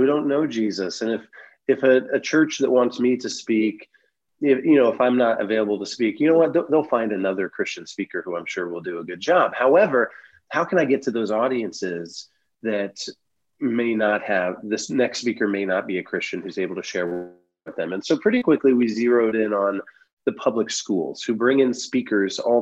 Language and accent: English; Van Wert, Ohio, United States; my hometown of Van Wert, Ohio